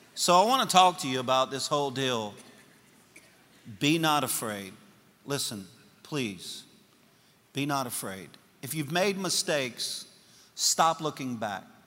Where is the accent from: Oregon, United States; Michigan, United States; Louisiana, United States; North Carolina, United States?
Louisiana, United States; I'm a Cajun from Louisiana